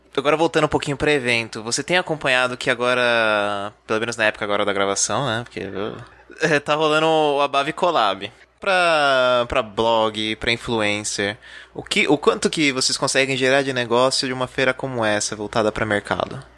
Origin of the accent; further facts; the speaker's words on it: Ribeirão Pires, São Paulo, Brazil; eu sou de Ribeirão Pires, que é uma cidade considerada uma instância turística.